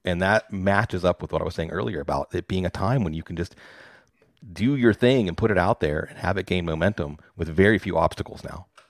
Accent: Pittsburgh, Pennsylvania, United States; I'm from Pittsburgh

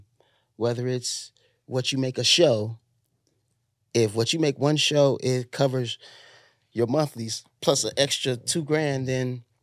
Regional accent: Chicago, Illinois, United States; I'm a thief. I'm from Chicago.

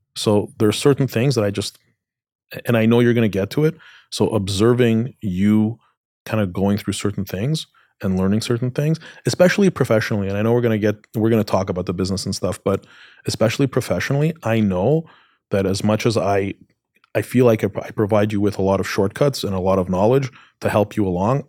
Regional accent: Canada; I grew up in Canada.

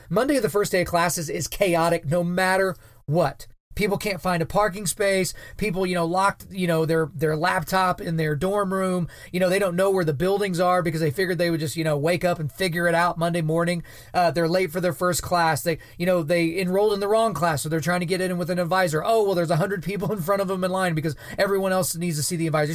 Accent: Oklahoma, United States; here in my home state of Oklahoma

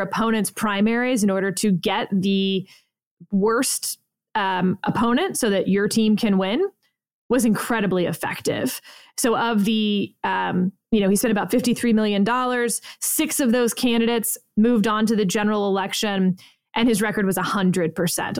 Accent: Texas, United States; growing up in Texas

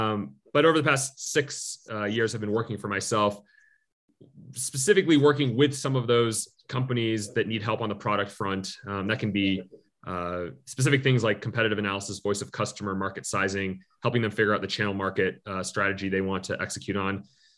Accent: Midwest, United States; moved away as an adult; also born or lived in Chicago; now in Colorado, United States; I'm from the Midwest.

